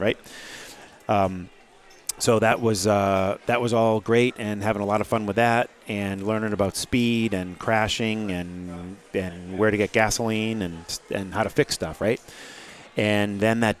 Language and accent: English; outside of Hartford, Connecticut, United States; moved away as an adult; also born or lived in Portsmouth, New Hampshire; now in Newburyport, United States; outside of Hartford, and it's kind of where I grew up in Connecticut